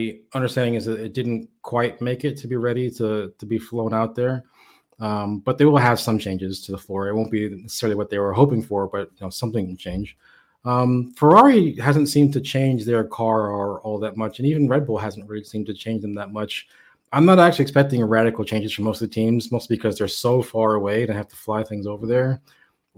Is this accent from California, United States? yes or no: no; Miami, Florida, United States; I am from Miami.